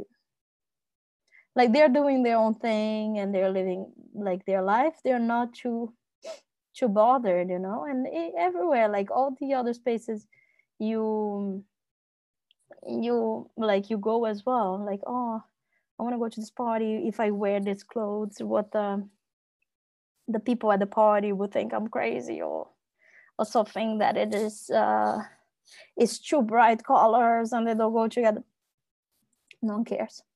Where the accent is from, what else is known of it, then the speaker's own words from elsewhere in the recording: Brazil; moved away as an adult; now in Netherlands; being Brazilian